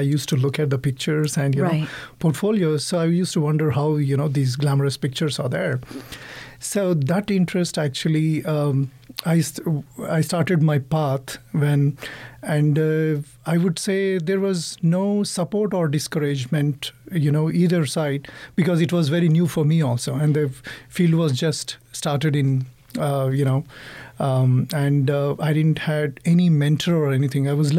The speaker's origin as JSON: {"language": "English", "town": "Hyderabad", "region": "Telangana", "country": "India", "moved": "yes", "lives_now": "Texas, United States", "said": "I'm from Hyderabad, India, South"}